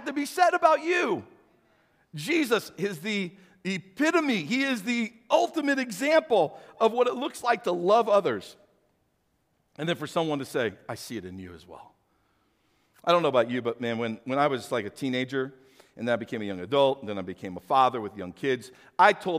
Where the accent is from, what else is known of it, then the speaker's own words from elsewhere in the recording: St. Louis, Missouri, United States; when I was a kid growing up, I grew up in St. Louis, so I was a city boy